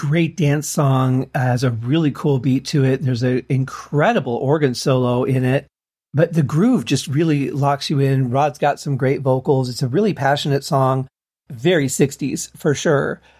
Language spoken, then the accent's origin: English; Michigan, United States; growing up in Michigan